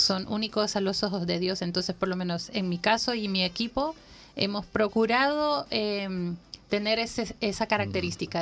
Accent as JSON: {"language": "Spanish", "country": "Honduras", "tie": "born or raised there", "moved": "yes", "lives_now": "Chile", "said": "yo nací en Honduras"}